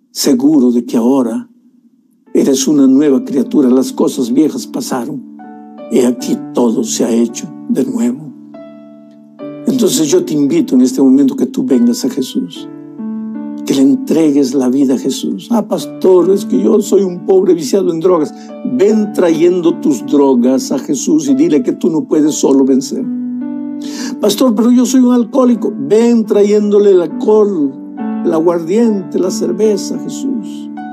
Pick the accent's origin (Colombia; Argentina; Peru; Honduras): Peru; moved away; En las alturas de Puno, allá en mi país